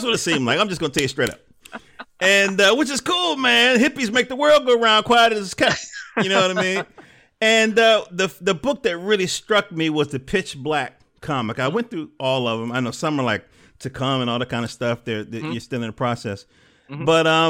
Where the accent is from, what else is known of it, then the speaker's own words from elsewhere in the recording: Durham, North Carolina, United States; I was born in Durham.